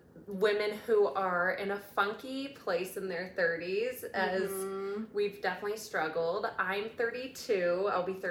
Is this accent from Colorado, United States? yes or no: yes; Denver, Colorado, United States; Yes, both Denver natives